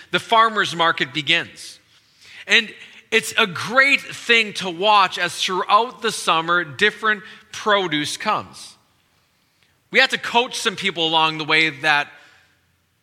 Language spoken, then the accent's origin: English; Wisconsin, United States; now in DC area, United States; I'm originally from Wisconsin